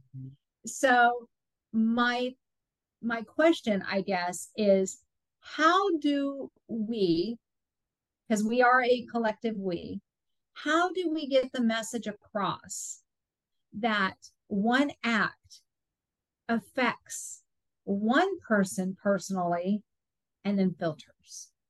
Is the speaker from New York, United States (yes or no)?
no; Southern California, United States; moved away; I grew up in Southern California